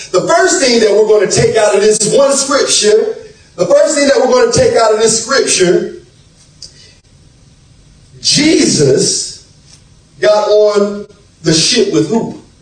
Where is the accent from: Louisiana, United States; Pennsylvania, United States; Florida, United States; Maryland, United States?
Florida, United States; South; Now, myself, I'm from South Florida. I'm from South Florida